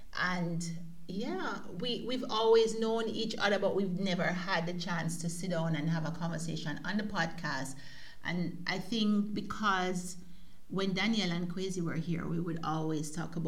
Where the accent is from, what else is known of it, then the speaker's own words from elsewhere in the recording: Jamaica; now in Germany; we've lived outside of Jamaica now for a very long time, you and I.